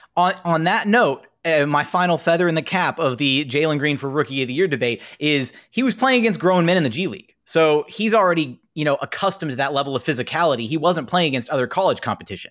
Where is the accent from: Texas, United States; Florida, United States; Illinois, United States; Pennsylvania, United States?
Texas, United States; Houston; I'm from Houston.